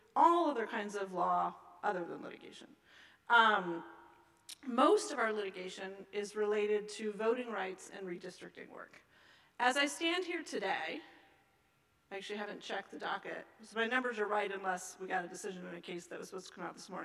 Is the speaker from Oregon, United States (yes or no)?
no; Seattle, Washington, United States; my hometown of Seattle